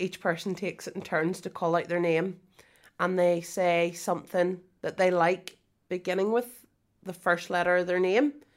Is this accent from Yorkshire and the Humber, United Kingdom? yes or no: no; Moira, Northern Ireland, United Kingdom; I'm from Moira